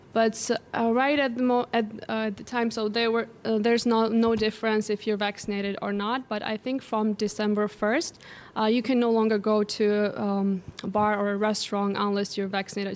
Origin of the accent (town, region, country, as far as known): Georgia; born or raised there